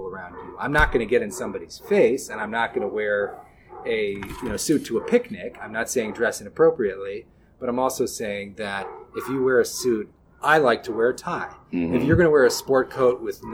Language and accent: English; Burlingame, California, United States; I grew up in Northern California in a city called Burlingame